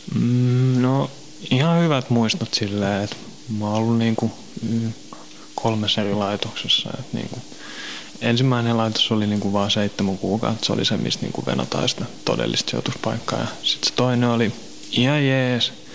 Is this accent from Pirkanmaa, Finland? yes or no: no; Helsinki, Uusimaa, Finland; also born or lived in Kirkkonummi / Pornainen; mä oon Helsingistä kotoisin.